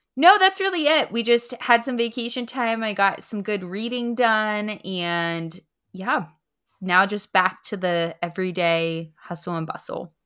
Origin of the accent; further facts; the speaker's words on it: Punxsutawney, Pennsylvania, United States; I'm settled here. This is my hometown, and I love it. It's just a quaint little town